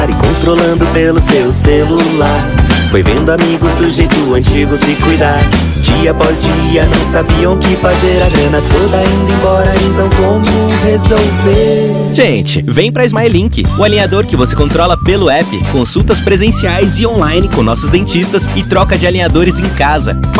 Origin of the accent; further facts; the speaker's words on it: Argentina; Portuguese is a second language; moved away as an adult; now in Brazil; Não, eu sou natural da Argentina, é, mas bom, eu moro há oito anos quase no Brasil